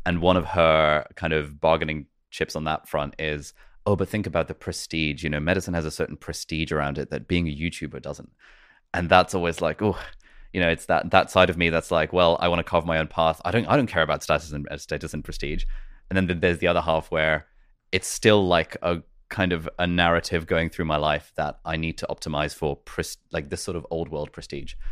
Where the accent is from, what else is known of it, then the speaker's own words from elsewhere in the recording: United Kingdom; also born or lived in Karachi, Pakistan / Lesotho; we made a plan to move to the U K. And so we came to the U K